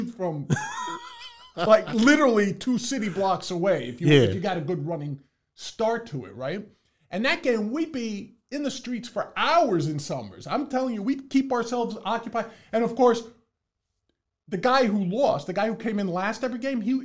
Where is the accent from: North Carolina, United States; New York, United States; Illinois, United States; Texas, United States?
New York, United States; New York City; I was born and raised in the Boogie Down